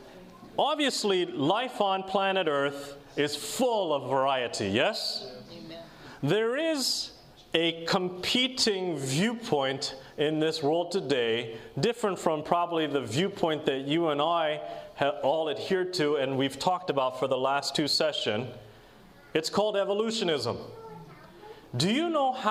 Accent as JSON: {"language": "English", "town": "Portland", "region": "Oregon", "country": "United States", "said": "I'm from Portland area"}